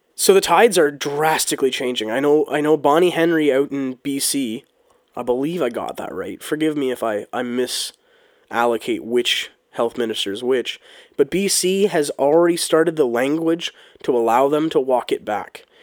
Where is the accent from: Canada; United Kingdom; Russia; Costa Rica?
Canada; as a Canadian and as, as a country boy